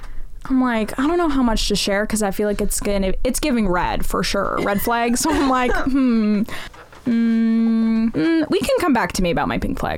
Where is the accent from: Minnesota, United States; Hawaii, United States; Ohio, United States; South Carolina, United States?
Minnesota, United States; I'm from Minnesota.